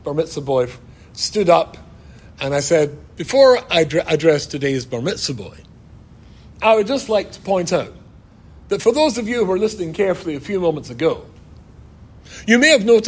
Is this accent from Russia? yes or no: no; Scotland, United Kingdom; being Scottish, I'm used to mountains.